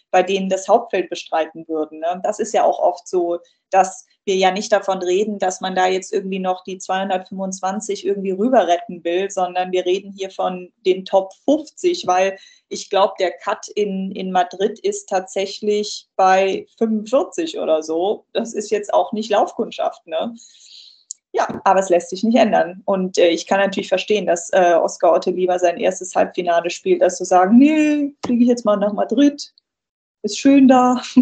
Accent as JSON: {"language": "German", "town": "Cologne", "region": "North Rhine-Westphalia", "country": "Germany", "said": "da bin ich jetzt mal besonders als Kölnerin auch noch ein bisschen parteiisch"}